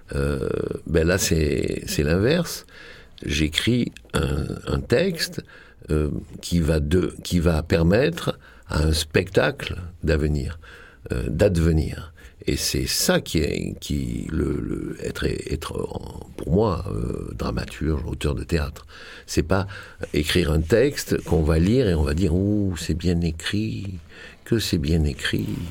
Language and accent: French; Marseille, Provence-Alpes-Côte d'Azur, France; moved away; je suis de Marseille, euh, et je suis parti de Marseille